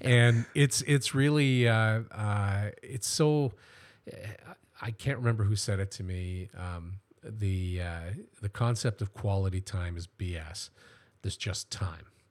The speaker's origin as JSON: {"language": "English", "town": "Welland", "region": "Ontario", "country": "Canada", "tie": "born or raised there", "said": "I was born here in Welland and, uh, and grew up here."}